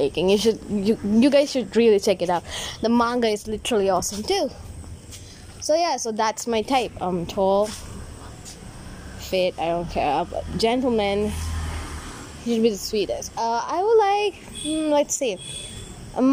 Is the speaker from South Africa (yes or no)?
no; India; As an Indian girl